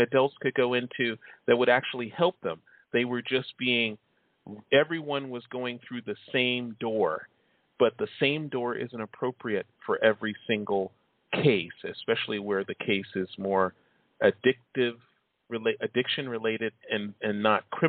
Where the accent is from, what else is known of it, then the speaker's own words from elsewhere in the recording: Chicago, Illinois, United States; I grew up in Chicago.